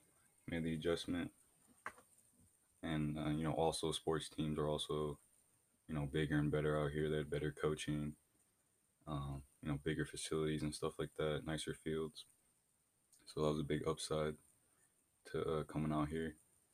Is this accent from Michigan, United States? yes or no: yes; Flint, Michigan, United States; also born or lived in Grand Blanc, Michigan; I think being white, I'm originally from Flint, Michigan. And, you know, I went to a very diverse school there.